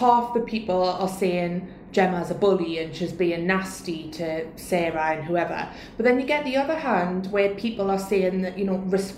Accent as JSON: {"language": "English", "area": "Tyneside", "region": "North East England", "country": "United Kingdom", "said": "I'm from Tyneside"}